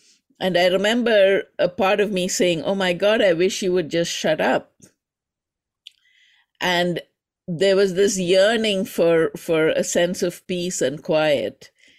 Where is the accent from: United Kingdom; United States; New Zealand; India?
India; from my name, you might recognize that I am from India, the home of yoga and also arguably the home of meditation, the birthplace of both yoga and meditation in a certain sense.